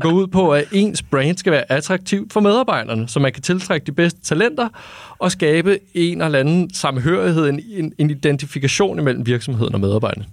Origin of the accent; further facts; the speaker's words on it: North Zealand, Capital Region of Denmark, Denmark; jeg er vokset op i Nordsjælland